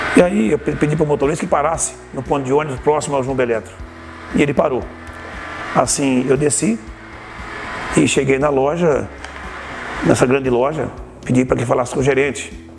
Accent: Osvaldo Cruz, São Paulo, Brazil; moved away as an adult; Que eu nasci em Oswaldo Cruz, né? Eu sou Oswaldo Cruzense. Eu nasci no bairro Guarani, né? Na zona rural

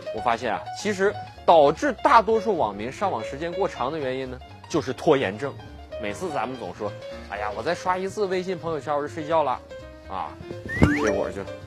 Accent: China; 因为毕竟我们中国人是第一个登上月球的啊

